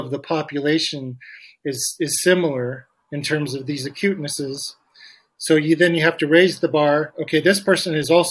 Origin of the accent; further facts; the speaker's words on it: Eugene, Oregon, United States; also born or lived in Portland, Oregon; growing up in Eugene